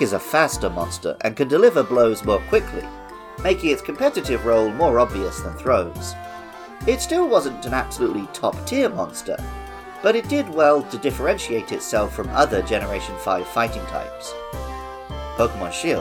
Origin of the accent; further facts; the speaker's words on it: England, United Kingdom; moved away as an adult; now in Japan; I grew up in England as an indoorsy gamer